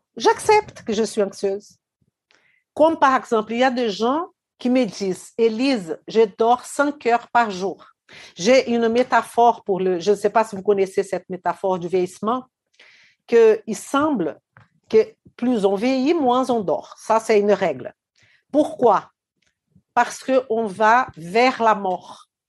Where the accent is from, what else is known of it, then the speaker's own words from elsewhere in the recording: Belo Horizonte, Minas Gerais, Brazil; moved away; Belo Horizonte, ma ville natale au Brésil